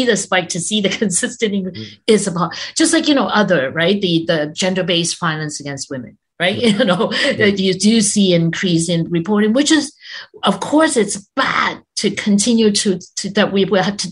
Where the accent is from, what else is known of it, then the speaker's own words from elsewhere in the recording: Canada; we pride ourselves as being a multicultural country